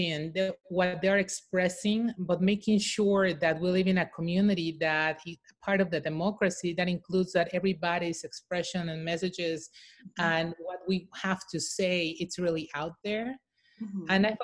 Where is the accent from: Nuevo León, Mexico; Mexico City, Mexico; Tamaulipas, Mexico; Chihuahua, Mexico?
Mexico City, Mexico; I'm from Mexico City. I'm a proud, as we call them, Chilanga